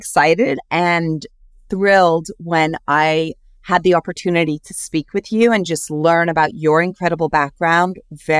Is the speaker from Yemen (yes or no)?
no; Switzerland; born there; And so I was born in Switzerland on a biodynamic farm, which is like organics, but at this next level.